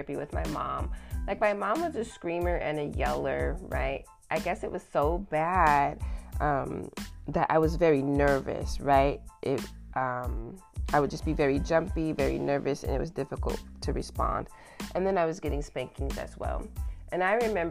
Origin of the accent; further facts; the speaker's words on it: the South, United States; moved away; I grew up in the South